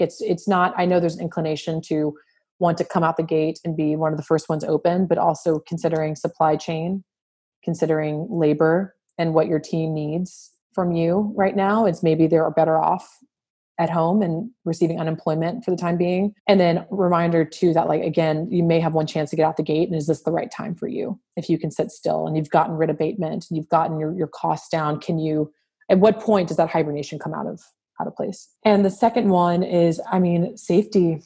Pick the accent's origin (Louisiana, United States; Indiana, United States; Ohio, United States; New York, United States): Louisiana, United States; New Orleans; I'm from born and raised in New Orleans